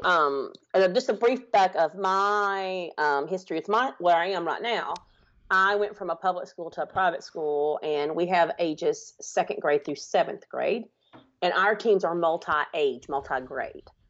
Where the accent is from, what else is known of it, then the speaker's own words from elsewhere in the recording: Alabama, United States; I'm from Alabama, if you cannot tell from my accent.